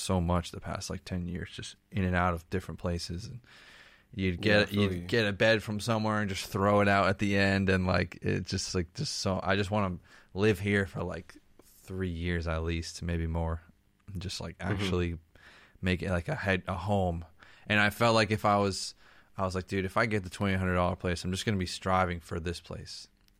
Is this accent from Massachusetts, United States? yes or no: yes; Boston, Massachusetts, United States; because I grew up in Boston, it's just like you can just understand it a lot more.